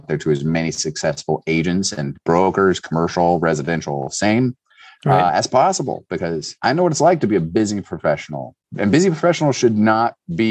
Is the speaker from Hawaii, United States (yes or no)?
no; Cincinnati, Ohio, United States; I'm from Cincinnati